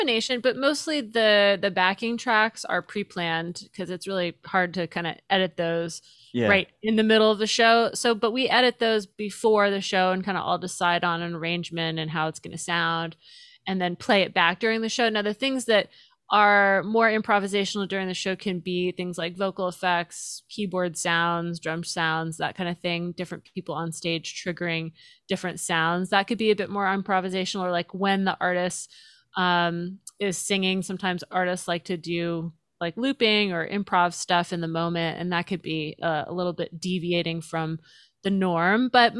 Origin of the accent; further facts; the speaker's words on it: Pensacola, Florida, United States; born there; Yeah, so I was born in Pensacola, but I didn't live there very long. I was there for the first few years of my life.